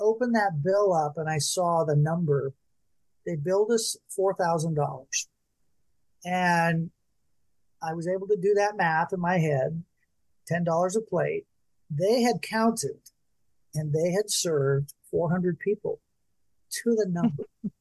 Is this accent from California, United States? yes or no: yes; Bakersfield, California, United States; my hometown of Bakersfield.